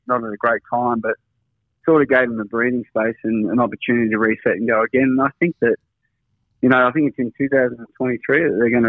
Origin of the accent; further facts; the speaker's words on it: Drouin, Victoria, Australia; moved away; also born or lived in Burnie, Tasmania; I'm a country boy myself. I come from Gippsland